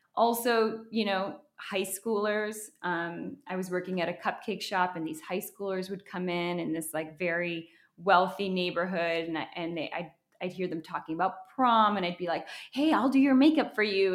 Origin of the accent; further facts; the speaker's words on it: Wisconsin, United States; moved away as an adult; also born or lived in Minnesota; now in Los Angeles, United States; I grew up in Wisconsin